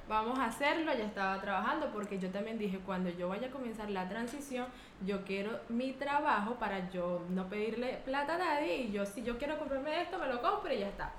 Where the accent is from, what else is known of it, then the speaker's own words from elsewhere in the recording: Chichiriviche de la Costa, La Guaira, Venezuela; moved away as an adult; also born or lived in La Esperanza, Carayaca, Venezuela; now in Spain; yo soy de un hermoso pueblo llamado Chichiriviches de la Costa, ubicado en el estado Vargas, Venezuela